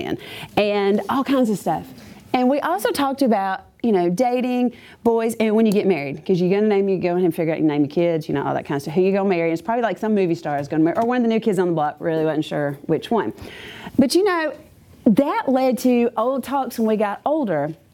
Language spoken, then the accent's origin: English; Clanton, Alabama, United States; I grew up in Clanton, and I lived in a really cool neighborhood